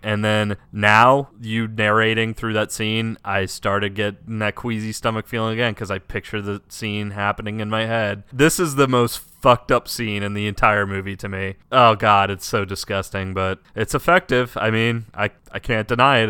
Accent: United States; as an American who doesn't know the language

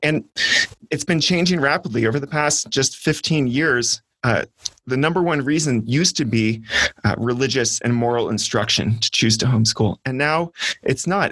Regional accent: California, United States; growing up in California public schools

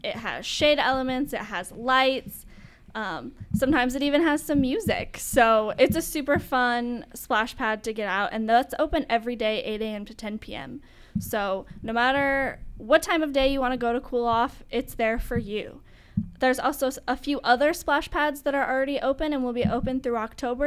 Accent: Idaho, United States; now in Tempe, United States; I'm from Idaho

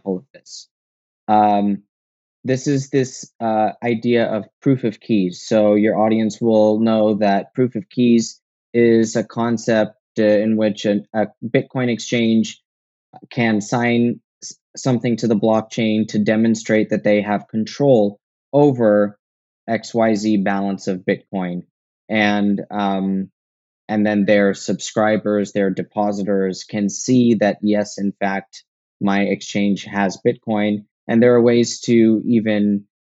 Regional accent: United States; I'm an American

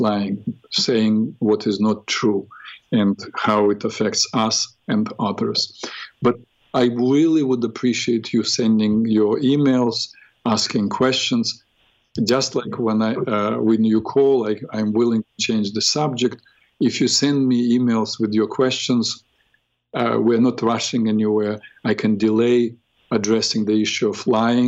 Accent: Odesa, Odesa Oblast, Ukraine; first language Russian; English is a second language; moved away; I grew up in Ukraine, speaking Russian language, because Odessa is really a Russian city

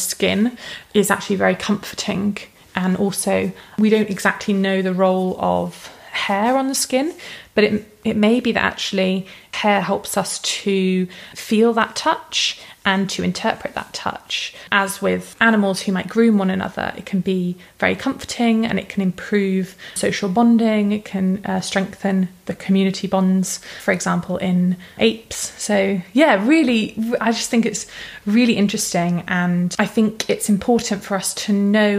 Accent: United Kingdom; being British

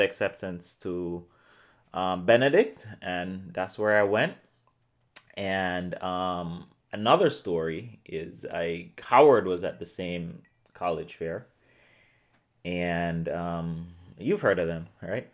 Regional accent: Portmore, Saint Catherine, Jamaica; moved away as an adult; also born or lived in Columbia, South Carolina / Hartford, Connecticut; I grew up in Portmore, Jamaica

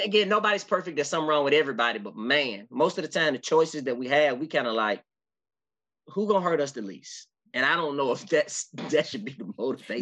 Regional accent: Memphis, Tennessee, United States; I'm from Memphis

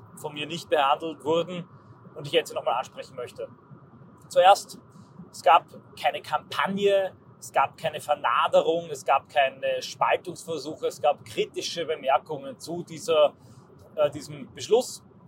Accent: Austria; ich als Österreicher

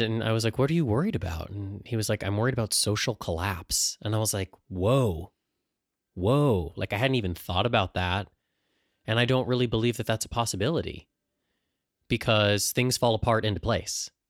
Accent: San Diego, California, United States; growing up in San Diego

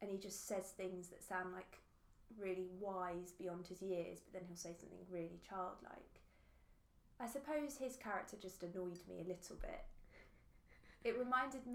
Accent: London, United Kingdom; obviously I grew up in London, I've never lived in a village

